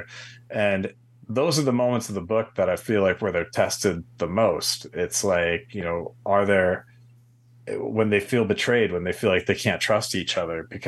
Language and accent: English; New York, United States; moved away as an adult; now in Los Angeles, United States; Grew up in New York, and went to school in New York City, then transplanted to the West Coast